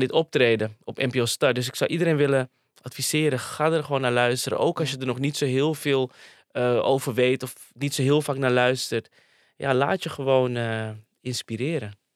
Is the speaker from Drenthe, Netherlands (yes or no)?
no; Amsterdam, North Holland, Netherlands; ik kom uit Amsterdam Slotenvaart.